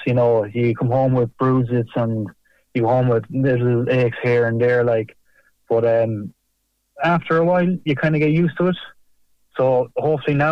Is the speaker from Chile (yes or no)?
no; South Roscommon, Connacht, Ireland; I'm from the Bailot region and I went to school in primary school in Carnifulla. So Clannagale will be my local GAA team